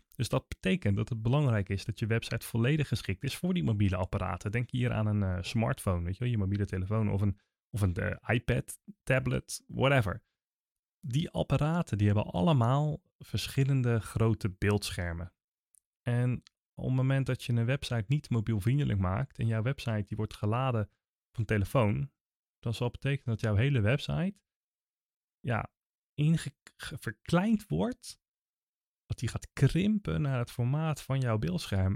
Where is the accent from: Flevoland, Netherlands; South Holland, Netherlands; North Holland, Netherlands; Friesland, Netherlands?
South Holland, Netherlands; Naaldwijk; ik kom zelf uit Naaldwijk